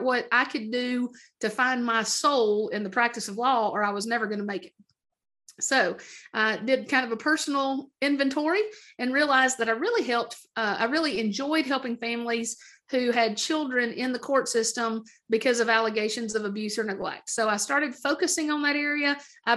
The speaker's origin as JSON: {"language": "English", "region": "Middle Tennessee", "country": "United States", "tie": "born or raised there", "also_born_or_lived": "Idaho", "said": "I was born in Idaho, technically, to two parents from Middle Tennessee. And then at a young age, we moved back to Middle Tennessee to be close to family"}